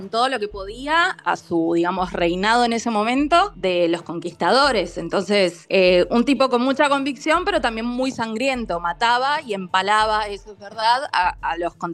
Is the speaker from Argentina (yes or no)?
yes; Argentina; Nosotros siendo argentinos y estando acostumbrados a las distancias inmensas que tiene nuestro país